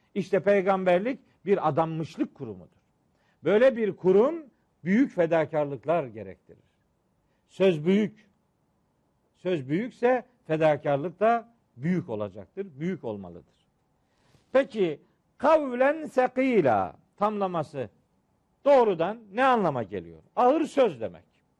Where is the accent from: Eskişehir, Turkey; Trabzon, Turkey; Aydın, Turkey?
Trabzon, Turkey